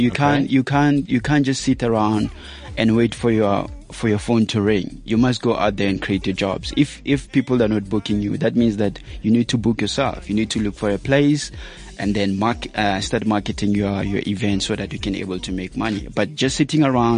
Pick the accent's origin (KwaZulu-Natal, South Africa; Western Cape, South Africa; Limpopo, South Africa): Limpopo, South Africa; moved away; also born or lived in Benoni, Gauteng; Originally, I'm from Limpopo.